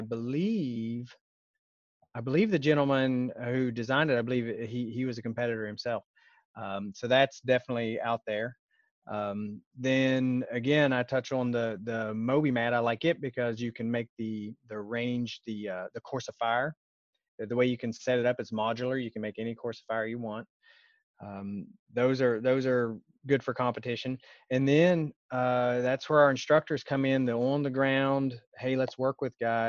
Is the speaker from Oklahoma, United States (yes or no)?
no; West Virginia, United States; I grew up in West Virginia